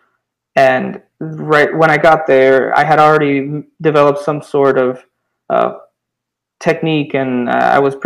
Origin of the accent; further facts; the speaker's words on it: Cuba; I was born in Cuba in 1991.